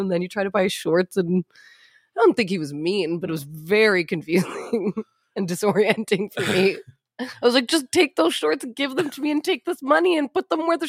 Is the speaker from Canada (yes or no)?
yes; Edmonton, Alberta, Canada; because it's Edmonton in my hometown